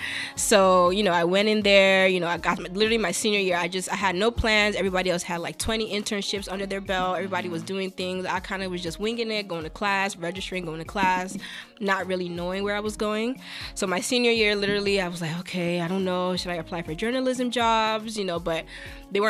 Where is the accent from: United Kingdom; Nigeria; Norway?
Nigeria; now in United States; I'm Nigerian